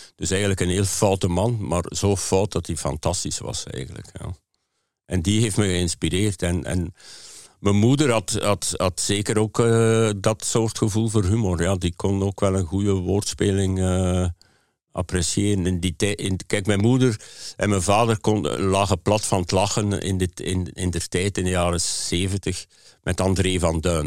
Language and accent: Dutch; Hamme, Flanders, Belgium; het huis waar ik geboren ben. In Hamme, op het eh, Oost-Vlaamse platteland